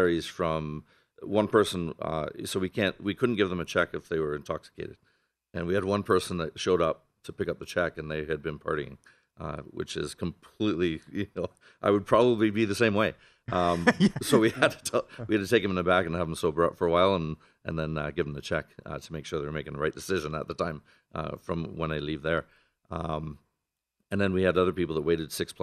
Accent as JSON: {"language": "English", "country": "Canada", "moved": "yes", "lives_now": "Las Vegas, United States", "said": "I'm from Canada originally, and I was supposed to move to Boston"}